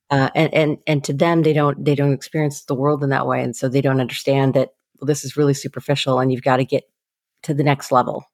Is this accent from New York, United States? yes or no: no; Seattle, Washington, United States; I grew up in the Seattle area